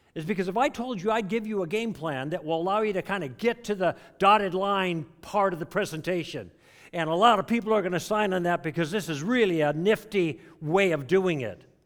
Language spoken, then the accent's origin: English; Chicago, Illinois, United States; I grew up in Chicago